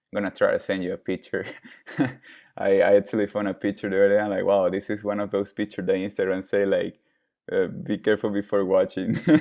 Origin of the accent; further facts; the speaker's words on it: Venezuela; now in United States; I was born in Venezuela. I'm Venezuelan, Italian, Lithuanian.